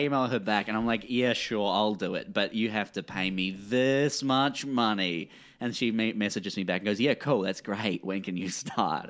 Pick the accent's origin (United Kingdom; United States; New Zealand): New Zealand; as a New Zealander